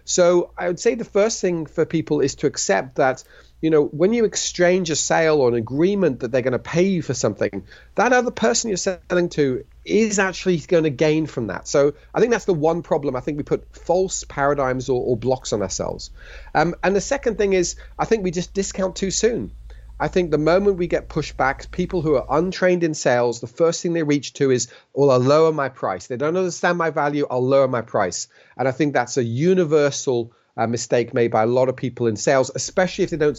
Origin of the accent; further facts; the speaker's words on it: Switzerland; also born or lived in United Kingdom; I was born in the United Kingdom to British parents. I was raised in Switzerland. I then did a bilingual international business degree, which allowed me to study in both the UK and in France.